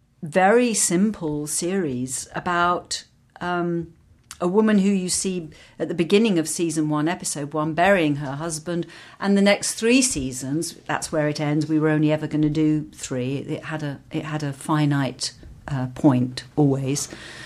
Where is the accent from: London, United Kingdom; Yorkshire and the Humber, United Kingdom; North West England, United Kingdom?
London, United Kingdom; because I grew up in London and worked in London and this was where everything for me was happening.